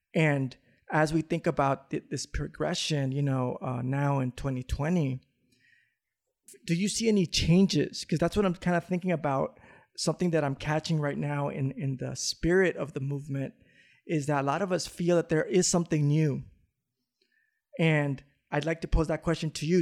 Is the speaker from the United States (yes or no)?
yes; Los Angeles, California, United States; growing up in South Central